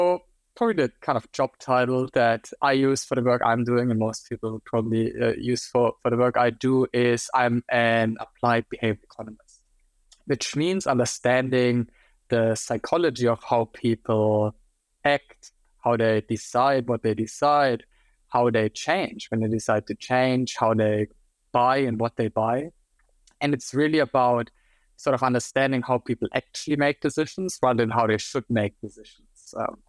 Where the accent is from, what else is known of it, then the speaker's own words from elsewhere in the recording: Germany; English is a second language; now in Australia; So for those of you who couldn't tell yet from listening to my terrible accent, I'm actually German. I'll never get rid of that accent, I think, even if I would be in Australia for 20 years.